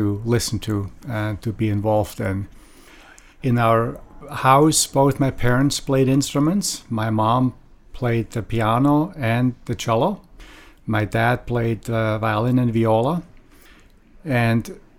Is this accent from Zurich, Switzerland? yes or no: no; Lengnau, Bern, Switzerland; now in San Francisco, United States; Born in Bern, the capital city of Switzerland, but grew up in a small town, a watchmaking town about maybe 20 miles north of Bern, a town of about 4,500 people. The town's name is called Lengnau